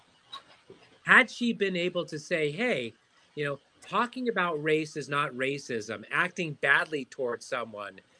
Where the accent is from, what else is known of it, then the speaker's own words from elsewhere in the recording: Southern California, United States; growing up in Southern California, I speak Spanish